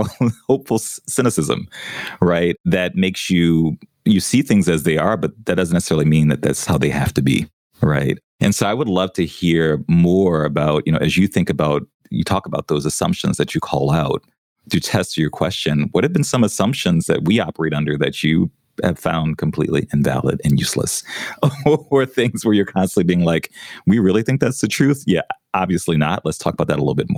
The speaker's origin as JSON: {"language": "English", "town": "New Orleans", "region": "Louisiana", "country": "United States", "tie": "born or raised there", "also_born_or_lived": "New York", "moved": "yes", "said": "growing up in New Orleans"}